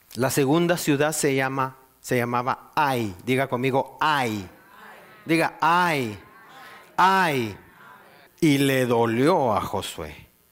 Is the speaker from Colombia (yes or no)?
no; Guatemala; moved away; yo vengo de Guatemala, un país muy, muy violento